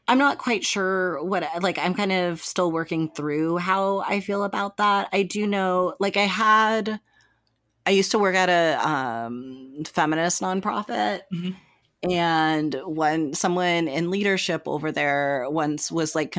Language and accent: English; Texas, United States; I'm from Texas